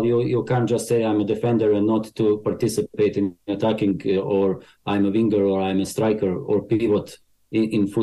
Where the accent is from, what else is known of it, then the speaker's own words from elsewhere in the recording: Banja Luka, Republika Srpska, Bosnia & Herzegovina; English is a second language; now in Ireland; I was born in former Yugoslavia, today's Bosnia, came to Ireland 20 years ago, maybe even longer.